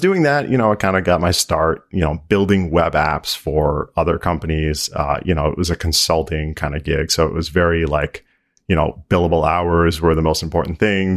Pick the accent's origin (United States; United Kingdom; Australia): United States; Maryland; born and raised in Maryland